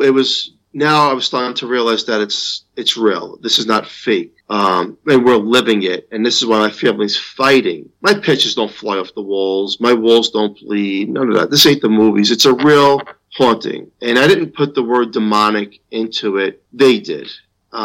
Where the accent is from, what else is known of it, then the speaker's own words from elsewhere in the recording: New York, United States; As a New Yorker